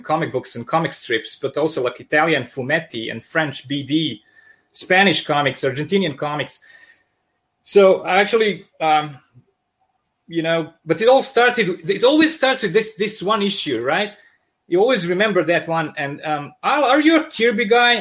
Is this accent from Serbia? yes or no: yes; Serbia; accent: thick accent; sounds like Russian mobsters; English is a second language; also born or lived in Yugoslavia; now in Michigan, United States; I'm originally from Serbia. That's why I have this uh, thick accent